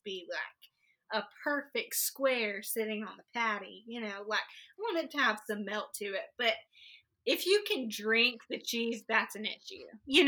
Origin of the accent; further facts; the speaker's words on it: Texas, United States; I grew up in Texas forever.